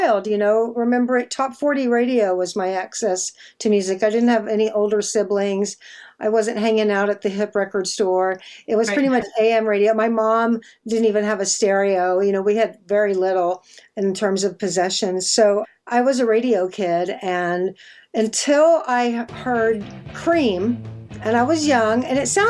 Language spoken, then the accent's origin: English; Austin, Texas, United States; I grew up in Austin